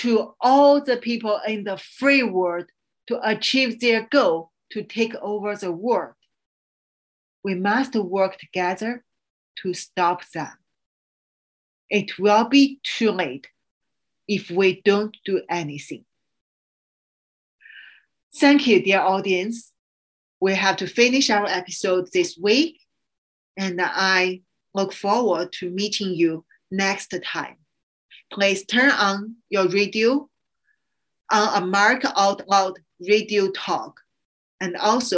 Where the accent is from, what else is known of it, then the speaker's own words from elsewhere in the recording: China; moved away as an adult; also born or lived in Hong Kong; I grew up in China. I stayed there for almost 30 years